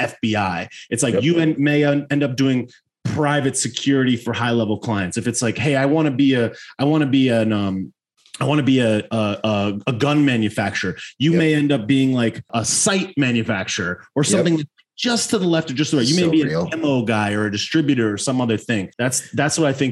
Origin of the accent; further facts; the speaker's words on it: Connecticut, United States; I was originally born in Connecticut.